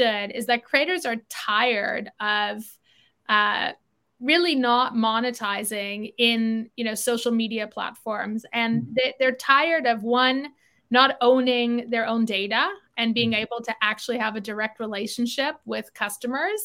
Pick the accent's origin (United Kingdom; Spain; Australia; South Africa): South Africa; now in Toronto, Canada; I grew up in South Africa. Moved to Canada in 92